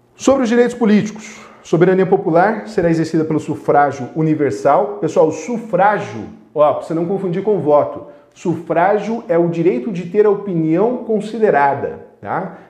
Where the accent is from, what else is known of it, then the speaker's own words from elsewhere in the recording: western Paraná, Brazil; accent: western Paraná; o sotaque para, do oeste do Paraná